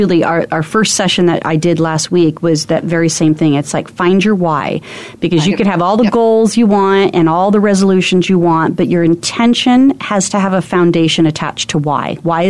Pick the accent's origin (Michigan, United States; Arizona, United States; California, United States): Arizona, United States; I'm from Arizona